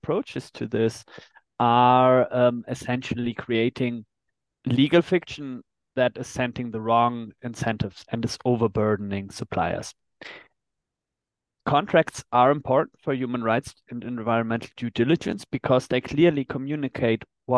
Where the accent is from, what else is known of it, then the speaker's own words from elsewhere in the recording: Germany; in my home country, in Germany